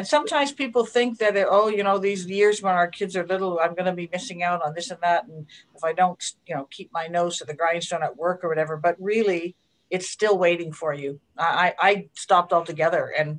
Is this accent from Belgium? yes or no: no; Hamilton, Ontario, Canada; I am living in Hamilton. I grew up in Hamilton, attended school in Hamilton, went to McMaster.